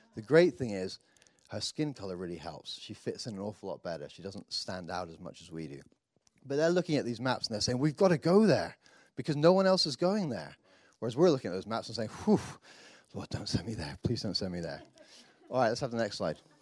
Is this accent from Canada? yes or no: no; United Kingdom; me being the Brit